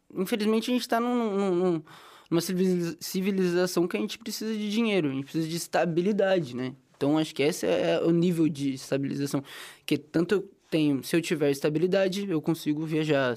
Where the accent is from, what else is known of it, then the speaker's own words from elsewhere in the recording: interior of São Paulo, Brazil; moved away; Sou do interior de São Paulo